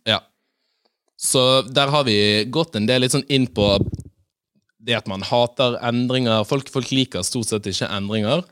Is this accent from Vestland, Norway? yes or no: yes; Bergen, Vestland, Norway; som bergenser